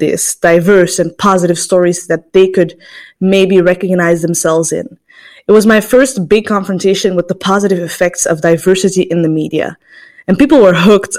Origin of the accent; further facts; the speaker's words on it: Antwerp, Flanders, Belgium; I was born in Antwerp in Belgium